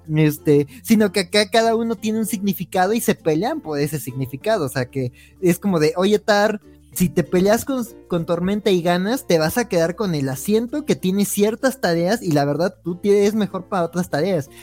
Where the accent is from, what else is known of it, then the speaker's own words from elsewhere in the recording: Mexico City, Mexico; Soy de Xochimilco